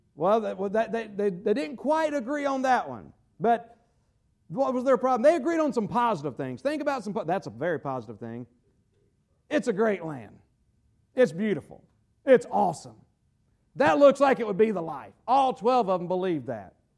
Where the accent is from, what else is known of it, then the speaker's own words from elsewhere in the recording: United States; I'm an American